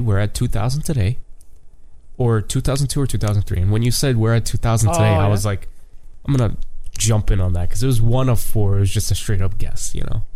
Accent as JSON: {"language": "English", "country": "Canada", "said": "I'm Canadian"}